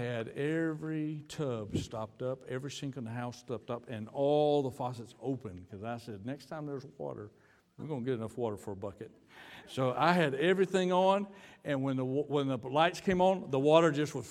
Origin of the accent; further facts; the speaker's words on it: United States; moved away as an adult; now in Dominican Republic; We're from the United States